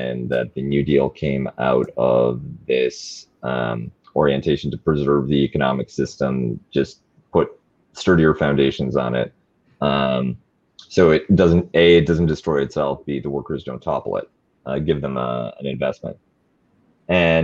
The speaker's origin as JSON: {"language": "English", "country": "Canada", "said": "I'm a Canadian"}